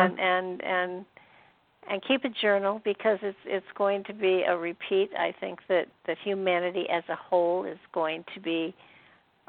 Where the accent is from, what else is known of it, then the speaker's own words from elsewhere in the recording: New York, United States; moved away as an adult; also born or lived in Michigan; I was from New York.